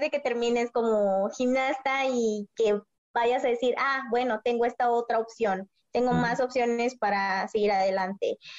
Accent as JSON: {"language": "Spanish", "town": "Mexicali", "region": "Baja California", "country": "Mexico", "said": "yo soy de Mexicali, entonces vivo en la frontera"}